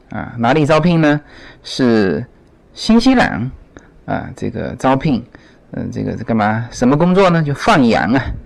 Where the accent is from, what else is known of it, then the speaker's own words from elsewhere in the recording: China; now in United States; 但是这边的美国的朋友都是忙忙碌碌，他不像国内